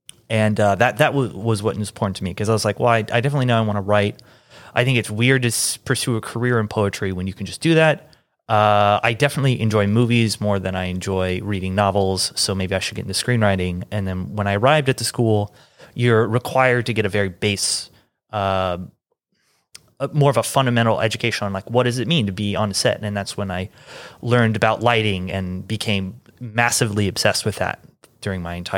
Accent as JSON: {"language": "English", "town": "Kansas City", "region": "Missouri", "country": "United States", "tie": "born or raised there", "lives_now": "Atlanta, United States", "said": "I grew up in Kansas City."}